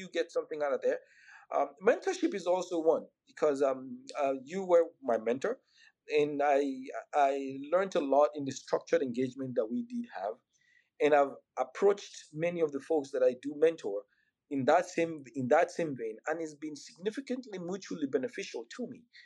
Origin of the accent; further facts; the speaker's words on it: Nigeria; moved away as an adult; also born or lived in Georgia, United States; now in United States; I'm Nigerian. I'm both born, raised, still a Nigerian